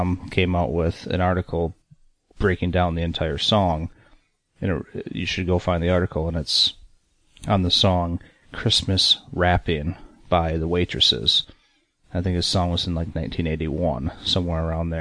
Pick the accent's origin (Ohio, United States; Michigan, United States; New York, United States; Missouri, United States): Michigan, United States; growing up in Michigan